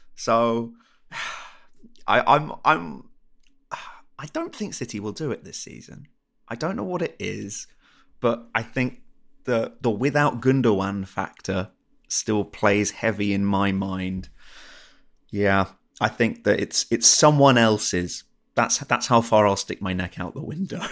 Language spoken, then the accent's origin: English; England, United Kingdom; I'm from England